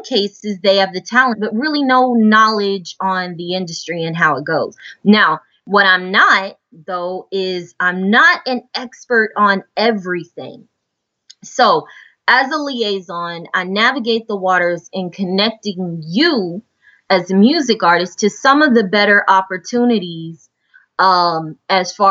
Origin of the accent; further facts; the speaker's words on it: Houston, Texas, United States; I was born in Houston, born and raised in Houston. And I'm currently in Houston now.